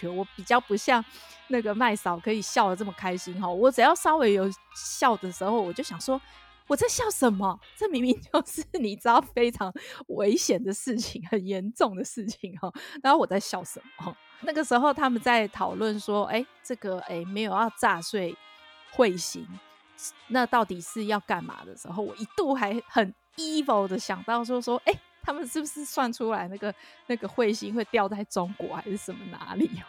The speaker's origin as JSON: {"language": "Chinese", "country": "Taiwan", "said": "但是当然，这个呃，身为台湾人，我觉得这个没有什么好，我不会去质疑的啦。"}